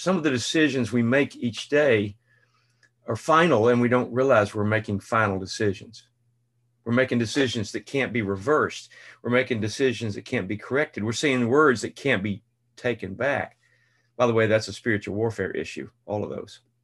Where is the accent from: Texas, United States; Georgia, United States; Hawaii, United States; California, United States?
Texas, United States; Central; Dad had an office on the square in this small town of two thousand, Central Texas